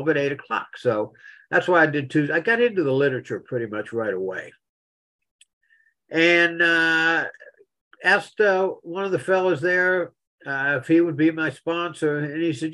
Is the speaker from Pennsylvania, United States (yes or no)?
yes; Philipsburg, Pennsylvania, United States; now in Central Florida, United States; I was born in Phillipsburg